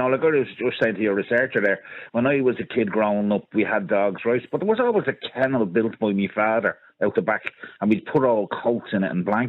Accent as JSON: {"language": "English", "town": "Dublin", "region": "Leinster", "country": "Ireland", "tie": "born or raised there", "said": "I grew up in Ballyferma"}